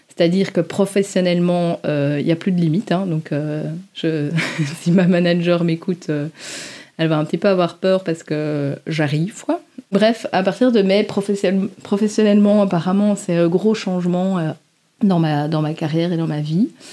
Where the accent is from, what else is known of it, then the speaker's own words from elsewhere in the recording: Belgium; accent: Belgian; nos petits accents belges